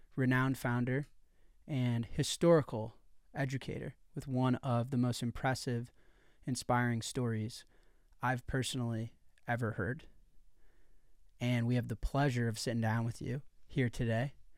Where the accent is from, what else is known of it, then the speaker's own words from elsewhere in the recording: Chicago, Illinois, United States; I'm from Chicago, Illinois, U S A. So I'm from America, and within America, I'm from one of the biggest cities in America